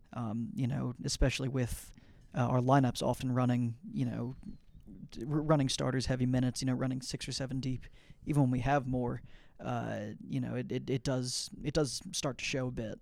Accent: Atlanta, Georgia, United States; I'm you know from the Atlanta area, from Georgia

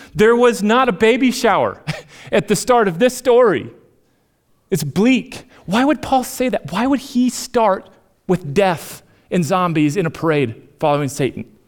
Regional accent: Minnesota, United States; moved away; I'm from Minnesota

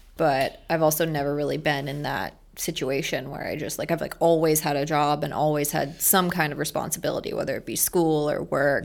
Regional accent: Merritt Island, Florida, United States; also born or lived in Maryland / Orlando; born in Maryland, grew up in Brevard County, went to Merritt Island High

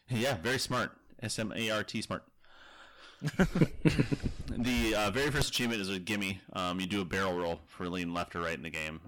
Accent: Minnesota, United States; I'm from Minnesota

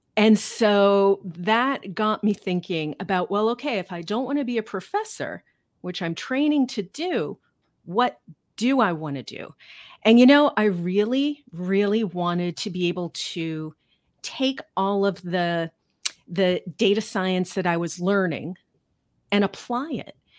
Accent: Cincinnati, Ohio, United States; moved away as an adult; also born or lived in New York City / Chicago; now in Manchester, United States; I grew up in Cincinnati

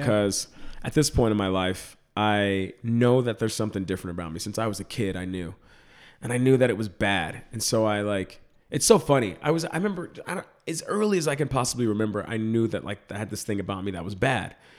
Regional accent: Dallas, Texas, United States; moved away; I grew up in Dallas, Texas. I'm from the suburbs of Dallas

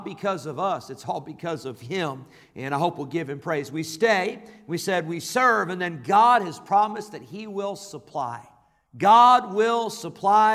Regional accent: Rockford, Illinois, United States; also born or lived in California; We moved to Rockford when I was a year old. I was born in California. We moved to Illinois when I was a year old.

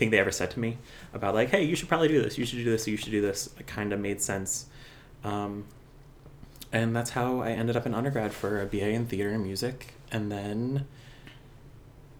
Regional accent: Absecon, New Jersey, United States; accent: a lot of Philly in it; moved away as an adult; also born or lived in Emmitsburg, Maryland / Long Island, New York; I grew up in a city just outside of Atlantic City, New Jersey, called Epsecan

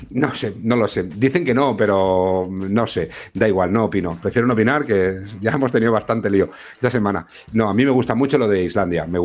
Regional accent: Vila-real, Valencian Community, Spain; Yo era más de de Vila que es de mi pueblo, de mi ciudad, ¿eh?

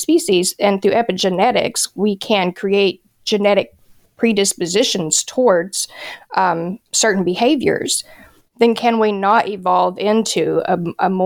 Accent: United States; as an American who just wants to live day to day

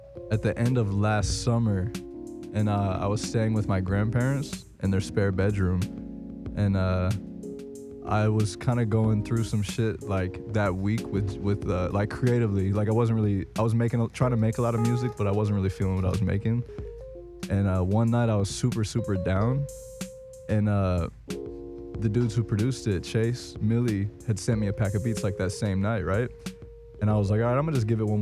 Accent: Indiana, United States; also born or lived in St. Joseph, Michigan; now in Los Angeles, United States; I grew up in Indiana.

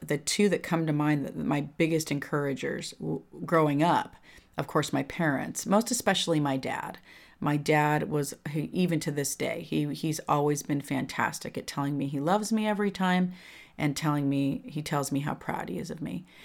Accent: California, United States; moved away as an adult; When I grew up in California, I was in the same, I went th, all through grammar school, high school, with all the same kids

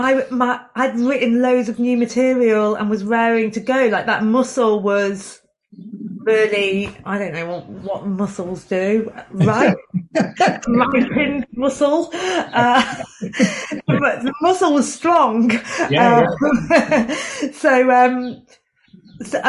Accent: Chester, North West England, United Kingdom; moved away as an adult; also born or lived in Newcastle; I'm from Chester originally

